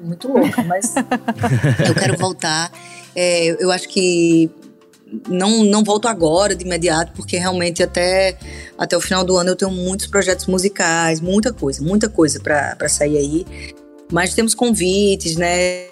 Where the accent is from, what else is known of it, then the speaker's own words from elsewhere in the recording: Paraíba, Brazil; now in Rio de Janeiro, Brazil; sou paraibana, o Maranhão tem um sotaque dele, eu tive que correr atrás, né? O ti, o di é diferente do meu ti